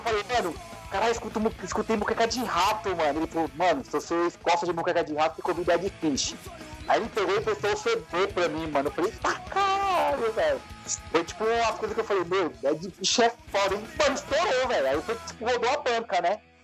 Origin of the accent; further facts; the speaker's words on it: São Paulo, Brazil; na minha quebrada aqui no Itaim